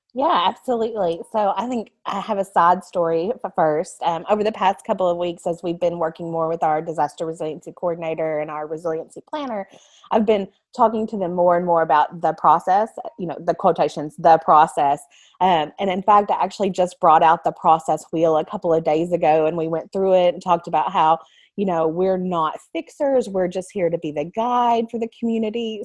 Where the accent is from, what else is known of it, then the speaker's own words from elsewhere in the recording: United States; My very first job was at the Lawrence County Library in my hometown